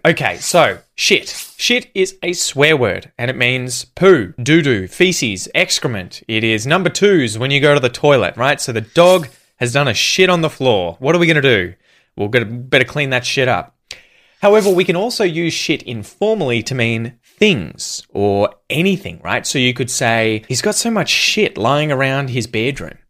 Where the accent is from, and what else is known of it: Australia; accent: Australian; first language English